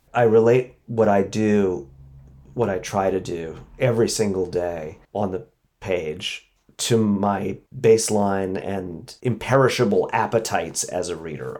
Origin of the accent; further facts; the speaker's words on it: New York City, New York, United States; i didn't feel american i felt like a maybe a new yorker probably only a Brooklynite